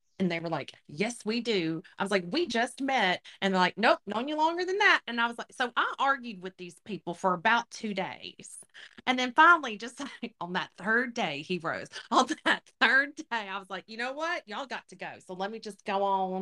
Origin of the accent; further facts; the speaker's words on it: Louisiana, United States; I'm from Louisiana